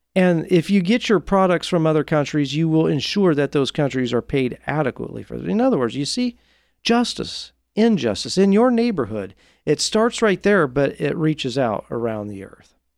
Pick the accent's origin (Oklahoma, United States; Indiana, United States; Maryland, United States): Indiana, United States; Marion; my hometown I grew up in Marion, Indiana